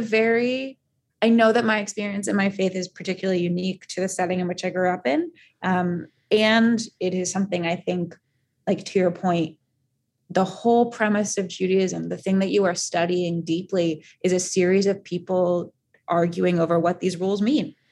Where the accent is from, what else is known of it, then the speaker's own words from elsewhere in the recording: Northern Virginia, United States; I was born and raised in Northern Virginia